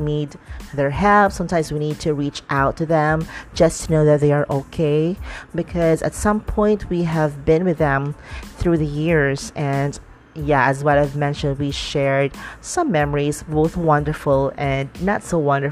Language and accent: English; Dumaguete, Negros Oriental, Philippines; moved away; I went back to my hometown, which is Dumaguete